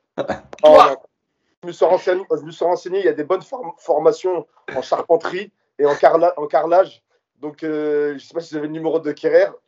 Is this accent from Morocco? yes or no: yes; Morocco; je suis marocain